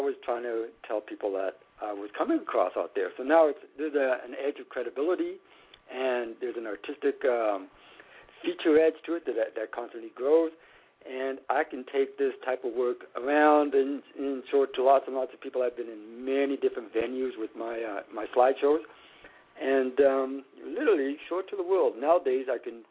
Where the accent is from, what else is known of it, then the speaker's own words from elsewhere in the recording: Saskatchewan, Canada; now in Toronto, Canada; I'm from Saskatchewan, and I'm quite familiar with a lot of South Saskatchewan wildlife, and I grew up